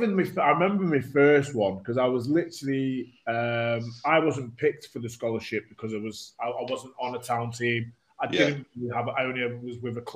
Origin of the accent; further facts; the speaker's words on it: Warrington, North West England, United Kingdom; also born or lived in Sale, Trafford, Greater Manchester; So, yeah, so I was born in Trafford. I lived in Manchester, in Sale until I was about four, and then my dad was from Warrington. So, you know, we lived there since since I was four, mate.